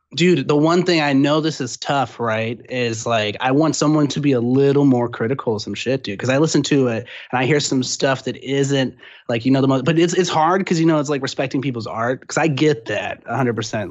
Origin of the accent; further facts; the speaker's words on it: San Antonio, Texas, United States; now in Austin, United States; I'm originally from San Antonio, but that's a stone's throw, you know, from Austin.